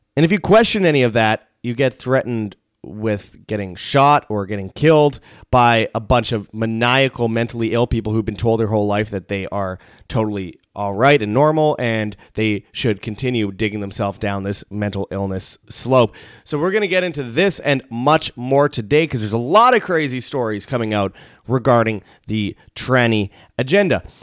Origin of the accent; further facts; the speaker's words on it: Canada; I'm from Canada